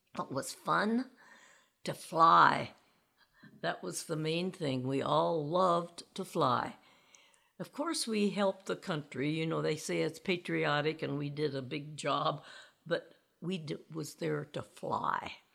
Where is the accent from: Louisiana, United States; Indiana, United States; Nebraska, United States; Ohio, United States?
Indiana, United States; In Indiana, on a farm way out in the country.